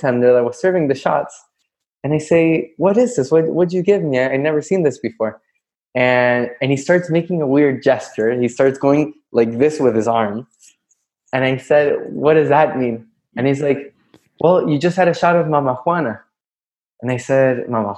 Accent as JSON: {"language": "English", "town": "Santiago", "region": "Santiago Metropolitan Region", "country": "Chile", "also_born_or_lived": "New York City", "moved": "as an adult", "lives_now": "Florida, United States", "said": "I'm from Chile, by the way, from Santiago."}